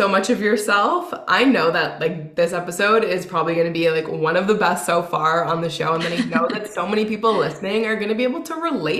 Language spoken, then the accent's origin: English; Winnipeg, Manitoba, Canada; now in Toronto, Canada; I grew up in Winnipeg